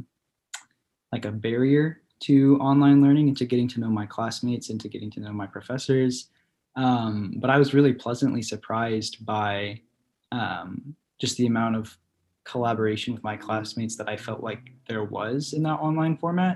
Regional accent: Illinois, United States; moved away as an adult; now in Texas, United States; I'm from Illinois.

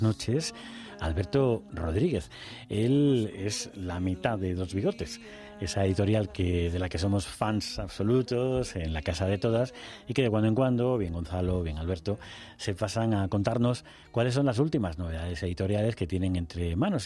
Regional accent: Extremadura, Spain; yo he crecido en un pueblecito de 3.000 habitantes

